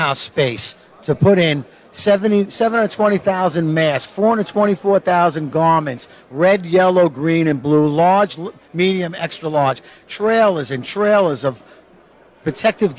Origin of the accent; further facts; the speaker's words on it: Long Island, New York, United States; I'm a country boy from Long Island, New York